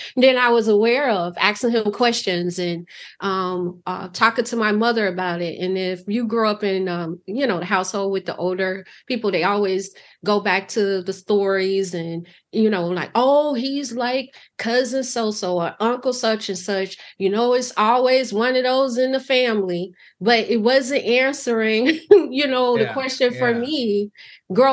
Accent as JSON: {"language": "English", "town": "Chicago", "region": "Illinois", "country": "United States", "tie": "born or raised there", "said": "growing up in Chicago"}